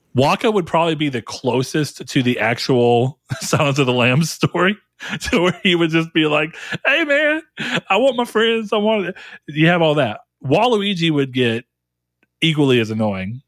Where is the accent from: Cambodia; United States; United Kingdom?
United States; as an American